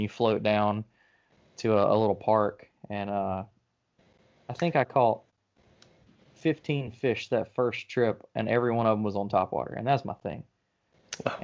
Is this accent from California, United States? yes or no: no; Birmingham, Alabama, United States; now in North Alabama, United States; I grew up in Birmingham and I grew up on the Black Warrior River